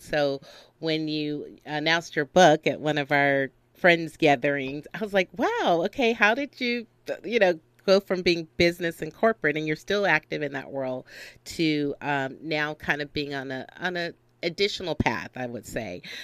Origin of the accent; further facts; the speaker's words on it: the South, United States; now in Los Angeles, United States; I am a California girl through and through, although I'm originally from the South, which I love also.